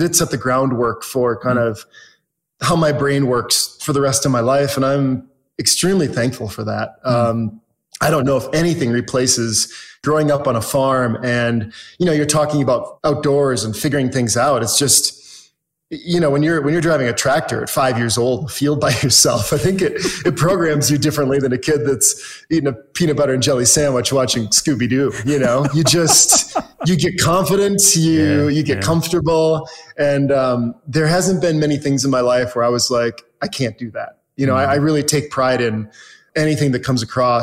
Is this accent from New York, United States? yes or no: no; Wisconsin, United States; moved away as an adult; also born or lived in Minneapolis, Minnesota / Southern California; now in Park City, United States; I'm originally from Wisconsin